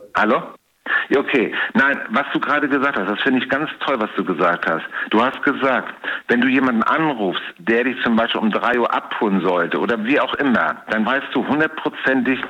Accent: Hamburg, Germany; now in Cologne, Germany; Ich komme gebürtig aus Hamburg.

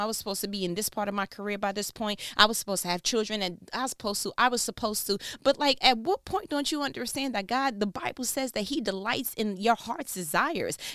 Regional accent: New York, United States; I'm from New York

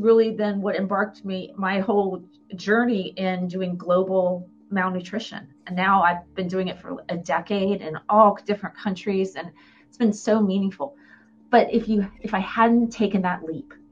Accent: Columbus, Ohio, United States; also born or lived in Tampa, Florida; now in Jacksonville, United States; I grew up in Ohio, Columbus, Ohio

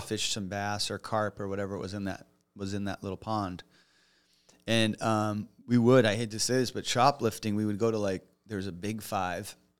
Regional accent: United States; also born or lived in Los Angeles; I'm from the States

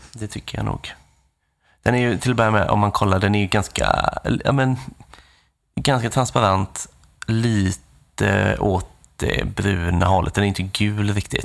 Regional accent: Nässjö, Jönköping County, Sweden; moved away; där jag kommer från i Nässjö

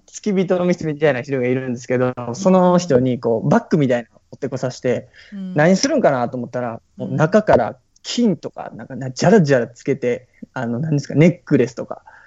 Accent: Toyonaka, Osaka, Japan; 大阪の豊中っていうところ

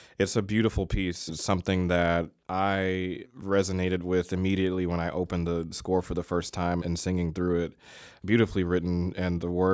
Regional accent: Virginia, United States; I'm from Virginia

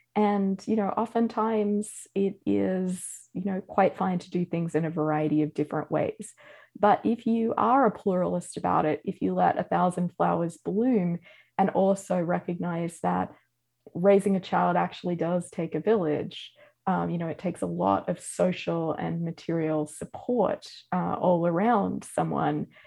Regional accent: Australia; moved away as an adult; now in United States; as an Australian

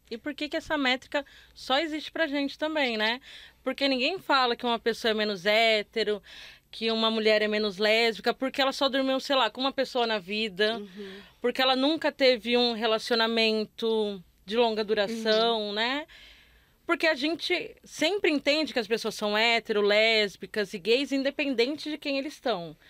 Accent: Northeast Region, Brazil; moved away as an adult; also born or lived in Rio de Janeiro; sou nordestina, mas eu cresci numa cidade de interior em que não tinha nada de movimento LGBT

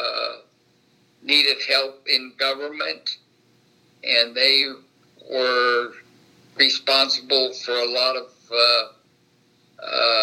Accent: Batesville, Indiana, United States; I was born in Batesville, Indiana in 1941.

